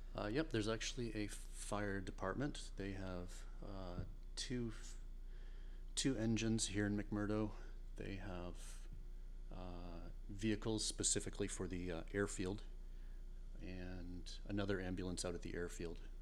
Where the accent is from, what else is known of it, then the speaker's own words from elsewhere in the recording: Portland, Maine, United States; I'm from Portland, Maine.